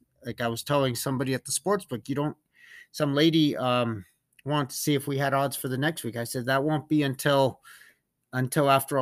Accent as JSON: {"language": "English", "country": "United States", "tie": "born or raised there", "said": "We grew up in Tahoe together"}